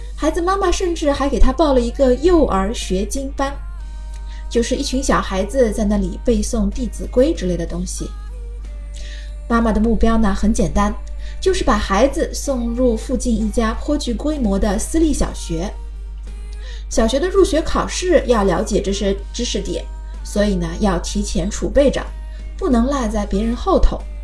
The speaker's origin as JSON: {"language": "Chinese", "country": "China", "said": "我们中国人"}